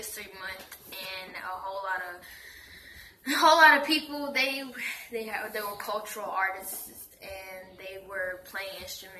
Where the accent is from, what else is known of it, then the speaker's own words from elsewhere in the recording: Durham, North Carolina, United States; I'm from Durham, North Carolina.